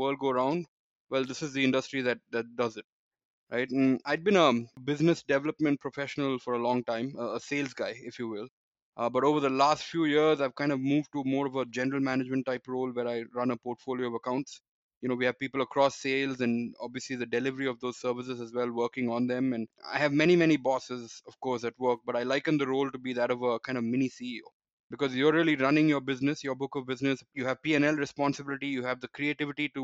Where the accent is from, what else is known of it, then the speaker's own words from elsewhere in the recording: Chennai, Tamil Nadu, India; I grew up in India, in Chennai.